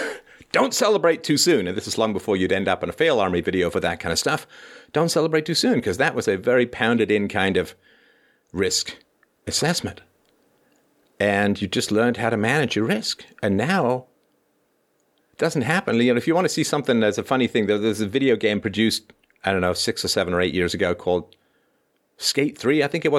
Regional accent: Toronto, Ontario, Canada; there was this guy in my building when I was growing up in Toronto.

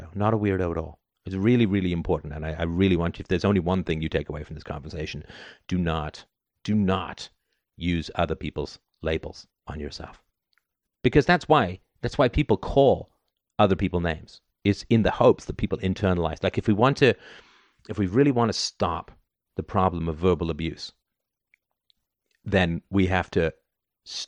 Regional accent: London, United Kingdom; I grew up in the UK, right? I grew up in London

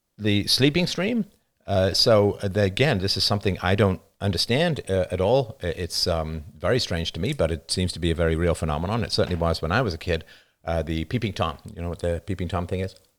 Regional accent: United Kingdom; accent: British; now in Canada

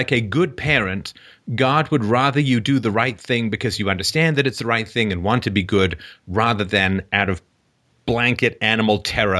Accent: England, United Kingdom; the way I was raised in England was, how would you like it if, right?

